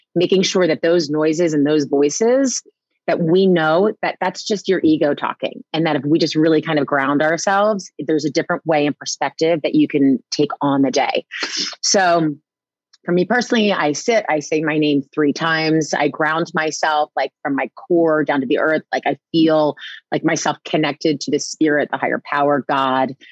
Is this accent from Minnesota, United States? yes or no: no; New Jersey, United States; I was raised in New Jersey